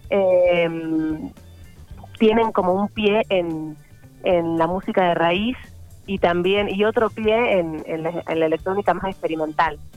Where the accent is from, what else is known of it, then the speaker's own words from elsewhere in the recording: General Pico, La Pampa, Argentina; born there; Sí, nací acá, en General Pico.